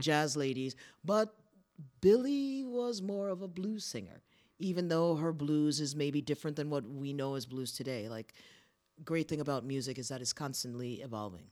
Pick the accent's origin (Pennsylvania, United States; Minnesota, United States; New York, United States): New York, United States; Poughkeepsie; moved away as an adult; now in Prague, Czech Republic; where I grew up in Poughkeepsie, it's a city